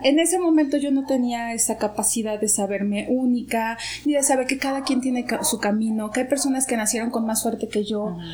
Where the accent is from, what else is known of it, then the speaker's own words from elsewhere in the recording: Guadalajara, Jalisco, Mexico; moved away as an adult; also born or lived in London; now in Mexico City, Mexico; yo soy de Guadalajara. Llegué a la Ciudad de México en el 2004